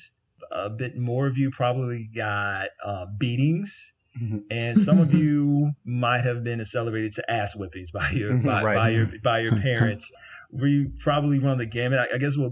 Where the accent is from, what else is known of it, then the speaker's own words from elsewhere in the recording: the South, United States; growing up in the South